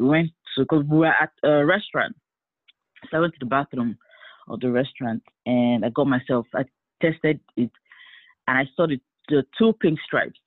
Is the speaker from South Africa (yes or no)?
no; Nigeria; now in Atlanta, United States; I live in Atlanta. I am a single mother of one, and I am from Nigeria by birth, but American by citizenship.